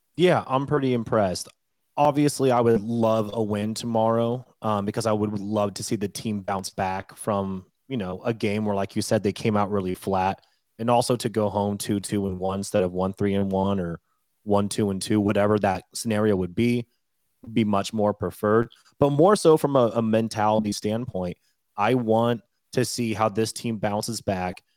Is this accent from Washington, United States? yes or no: yes; Washington, United States; moved away; also born or lived in Colorado; I'm born and raised in Washington State, lived a lot of years in Colorado